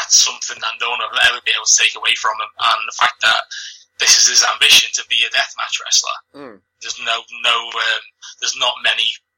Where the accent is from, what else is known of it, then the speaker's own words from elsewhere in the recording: Liverpool, North West England, United Kingdom; accent: Scouse; you can tell by my accent, I'm a Scouser, I'm proud of it. I haven't got the strongest Liverpool accent